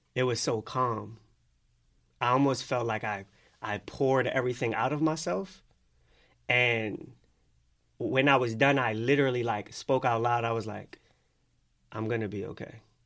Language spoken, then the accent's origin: English; Philadelphia, Pennsylvania, United States; Growing up in Philly